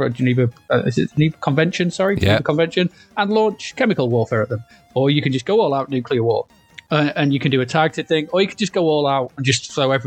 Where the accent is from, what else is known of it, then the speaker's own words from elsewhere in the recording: United Kingdom; we're from Britain